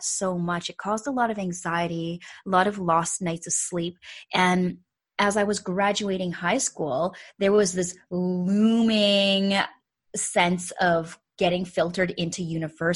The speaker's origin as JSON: {"language": "English", "country": "Canada", "also_born_or_lived": "Calgary, Alberta", "said": "I am a fellow Canadian. I am joining from the west side, though. So I'm calling in from Calgary, Alberta"}